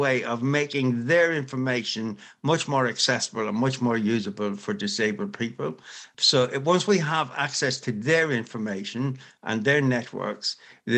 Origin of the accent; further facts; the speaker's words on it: Ireland; As an Irish person, we say to be sure, to be sure